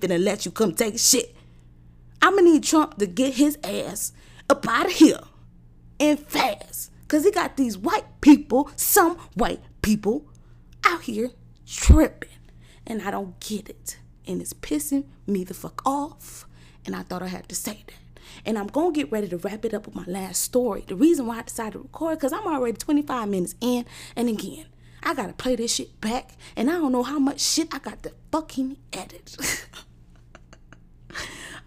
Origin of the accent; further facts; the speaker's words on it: United States; I'm an American